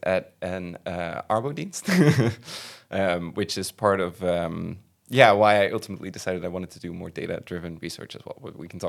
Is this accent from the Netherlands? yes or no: yes; Veghel, North Brabant, Netherlands; I am from Brabant, from Veghel